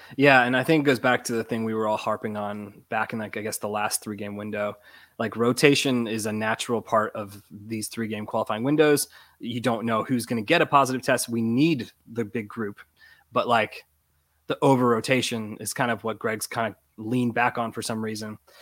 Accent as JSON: {"language": "English", "region": "Florida", "country": "United States", "tie": "born or raised there", "said": "I was born and raised in Florida"}